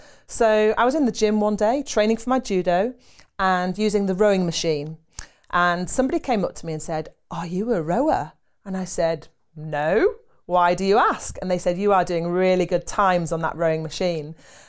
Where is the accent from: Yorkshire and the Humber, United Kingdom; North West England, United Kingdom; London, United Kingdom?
Yorkshire and the Humber, United Kingdom; Harrogate; I grew up in Yorkshire